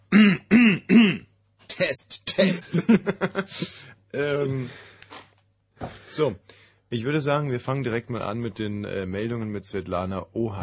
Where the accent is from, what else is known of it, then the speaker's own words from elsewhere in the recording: West Germany, Germany; im Westen groß